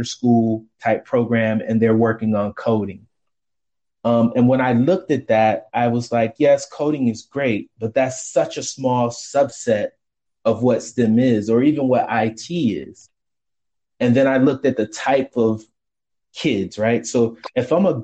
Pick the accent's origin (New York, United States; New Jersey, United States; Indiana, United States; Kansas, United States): New York, United States; Rochester; moved away as an adult; now in Washington, DC, United States; Rochester, New York is my hometown. I live in the DC metro area today